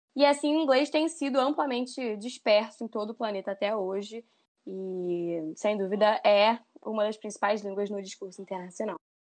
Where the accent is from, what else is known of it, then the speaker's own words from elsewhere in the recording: Brazil; nós brasileiros é, podemos eventualmente falar o inglês como segunda língua